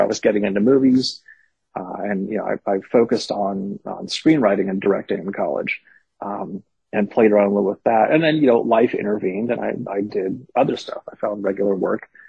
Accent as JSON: {"language": "English", "town": "Berkeley", "region": "California", "country": "United States", "tie": "born or raised there", "said": "I grew up in Berkeley uh, in the '70s and '80s"}